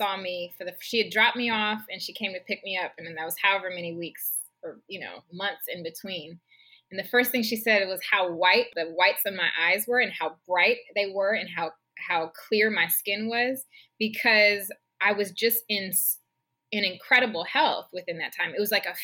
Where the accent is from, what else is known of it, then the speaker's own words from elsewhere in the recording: Seattle, Washington, United States; moved away as an adult; my hometown, to Seattle